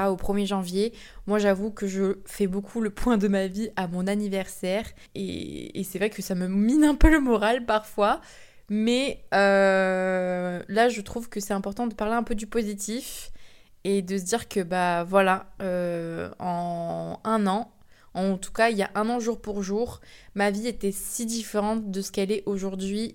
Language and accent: French; France; je suis française